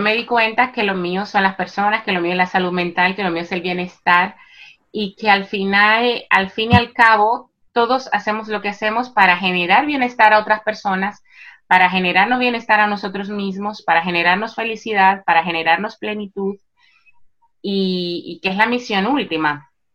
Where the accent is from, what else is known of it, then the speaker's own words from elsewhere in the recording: Santo Domingo, Distrito Nacional, Dominican Republic; moved away as an adult; now in Spain; en, la República Dominicana, en Santo Domingo. Yo nací y me crié allá y llevo 15 años residiendo en España.